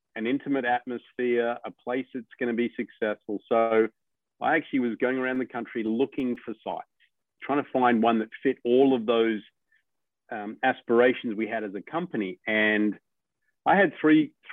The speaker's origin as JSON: {"language": "English", "country": "Australia", "moved": "yes", "said": "as an Australian"}